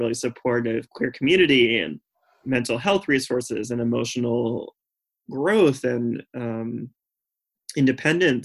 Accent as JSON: {"language": "English", "town": "Raleigh", "region": "North Carolina", "country": "United States", "tie": "born or raised there", "also_born_or_lived": "Boston", "moved": "yes", "lives_now": "New York, United States", "said": "I was growing up in Raleigh, North Carolina, where it was extremely homogenous"}